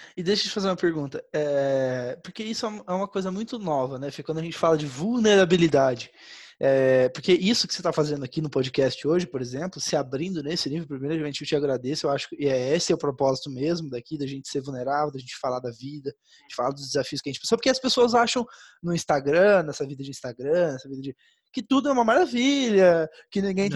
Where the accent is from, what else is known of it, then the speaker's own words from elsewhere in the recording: Campo Grande, Mato Grosso do Sul, Brazil; now in São Paulo, Brazil; se eu voltar para minha cidade natal agora, né? Sei lá, Campo Grande, da Mato Grosso do Sul